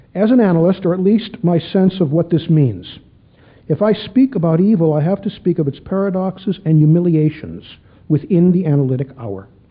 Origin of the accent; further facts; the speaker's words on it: Chicago, Illinois, United States; When I was a kid growing up in Chicago